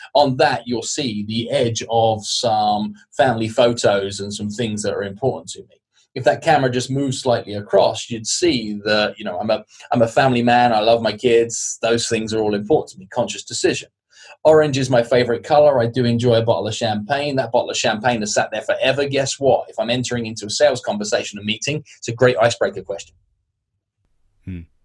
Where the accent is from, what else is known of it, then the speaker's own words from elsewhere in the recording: United Kingdom; I'm British